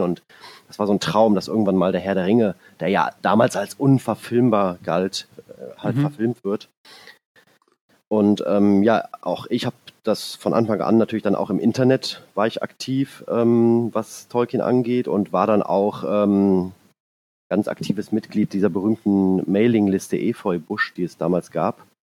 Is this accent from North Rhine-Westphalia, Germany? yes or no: yes; Hennef, North Rhine-Westphalia, Germany; ich komme aus dem Rheinland, ähm, aus der Nähe von Bonn und Siegburg